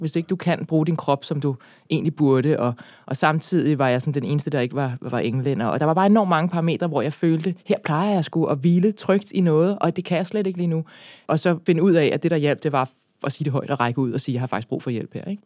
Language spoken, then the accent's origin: Danish; Birkerød, Capital Region of Denmark, Denmark; jeg er opvokset i Birkerød